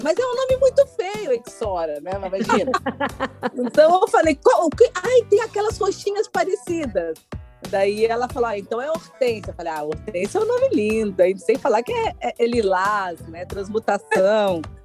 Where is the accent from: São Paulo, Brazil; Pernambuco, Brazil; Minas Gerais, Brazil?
Minas Gerais, Brazil; accent: meio mineiro; eu tenho um sotaque muito único, né? Que é meio mineiro